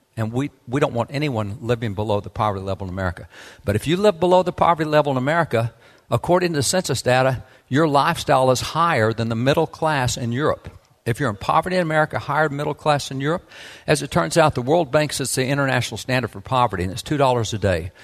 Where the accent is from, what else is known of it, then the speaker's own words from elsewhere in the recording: Texas, United States; I am a cowboy from Texas